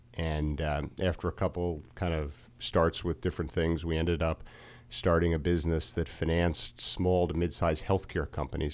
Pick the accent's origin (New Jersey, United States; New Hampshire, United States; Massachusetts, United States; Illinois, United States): New Jersey, United States; moved away as an adult; also born or lived in New York City; now in Montgomery County, Maryland, United States; I'm from New Jersey originally. I grew up in, uh, North Jersey, uh, right outside New York City near Giant Stadium.